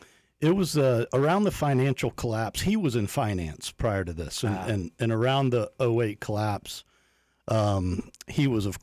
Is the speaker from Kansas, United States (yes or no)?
no; Polk County, Florida, United States; Born and raised in Polk, man.